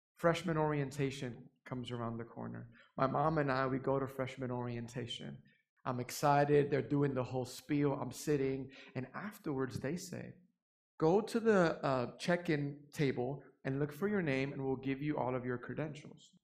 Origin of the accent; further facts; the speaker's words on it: New York City, New York, United States; now in Fort Worth, United States; I'm originally from New York City, born and raised there